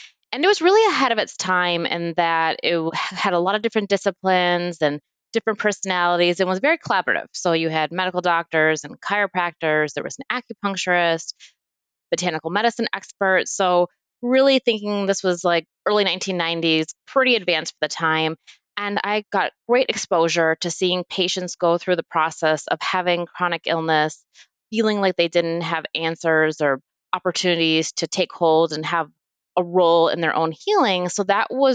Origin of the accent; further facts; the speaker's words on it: Midwest, United States; moved away; also born or lived in Perth, Australia; I grew up in the Midwest